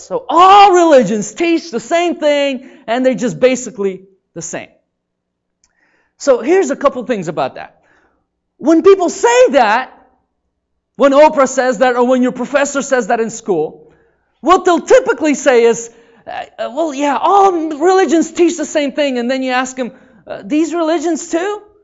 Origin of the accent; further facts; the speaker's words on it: Seattle, Washington, United States; moved away as an adult; also born or lived in Oklahoma; I grew up in Seattle